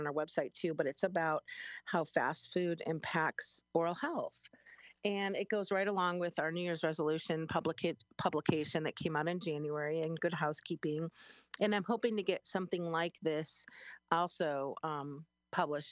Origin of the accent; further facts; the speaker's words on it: Chicago, Illinois, United States; now in Springfield, United States; I'm from Chicago. I never called it soda. It was always pop. And I moved downstate 25 years ago here to Springfield